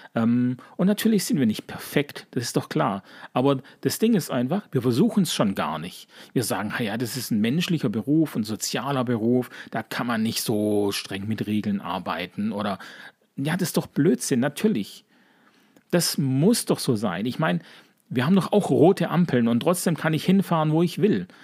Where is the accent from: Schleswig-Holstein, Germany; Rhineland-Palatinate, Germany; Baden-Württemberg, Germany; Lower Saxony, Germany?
Baden-Württemberg, Germany; Sigmaringen; accent: leichter Dialekt (Baden-Württemberg); Sigmaringen, wo ich herkomme